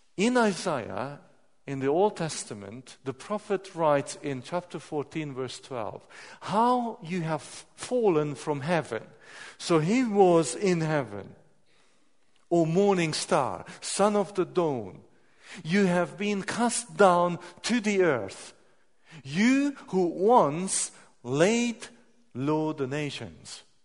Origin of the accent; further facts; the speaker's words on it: Hungary; I'm coming from Hungary